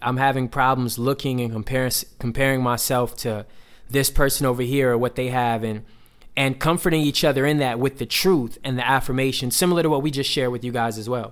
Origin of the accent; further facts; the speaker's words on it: Atlanta, Georgia, United States; moved away; one of the pastors that I grew up around back in Atlanta